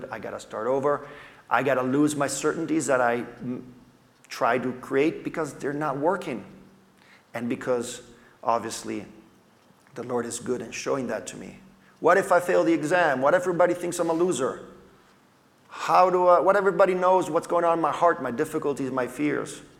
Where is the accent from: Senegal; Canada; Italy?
Italy; I grew up in Italy as a missionary kid.